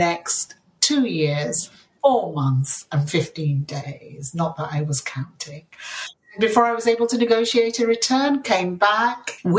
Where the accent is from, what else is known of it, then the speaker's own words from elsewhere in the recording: Yorkshire and the Humber, United Kingdom; English is a second language; they landed in a South Yorkshire mining town, and we were the only Asian Muslim family there for miles around